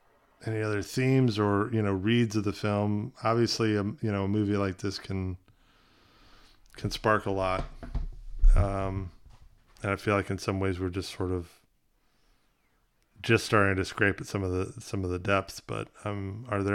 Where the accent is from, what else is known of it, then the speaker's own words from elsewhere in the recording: South Carolina, United States; growing up in the South, being in, you know, very conservative, you know, area of South Carolina